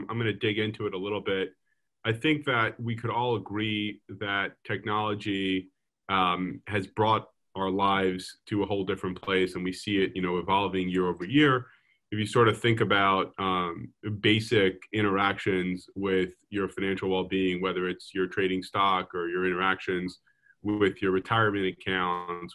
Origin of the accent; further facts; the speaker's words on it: Lawrence, New York, United States; I grew up in a town called Lawrence